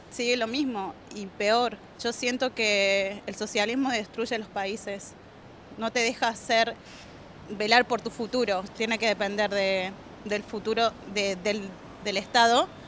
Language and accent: Spanish; Argentina; moved away as an adult; now in Sydney, Australia; no dejo de ser argentina, obviamente, y pienso en mi país